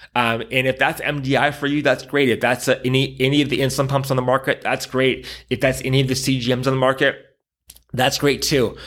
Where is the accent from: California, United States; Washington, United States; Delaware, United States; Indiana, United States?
California, United States; San Diego; moved away as an adult; I grew up in San Diego